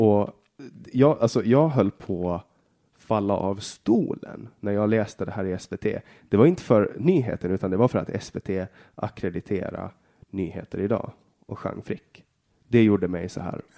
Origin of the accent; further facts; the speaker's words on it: Åland Islands; Jag är född på Åland och bara Åland